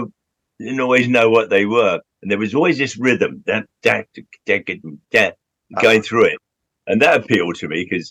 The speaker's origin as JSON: {"language": "English", "region": "London", "country": "United Kingdom", "tie": "born or raised there", "said": "I grew up in Southwest London in Hounslow. And then when I was 15, I moved to Central London"}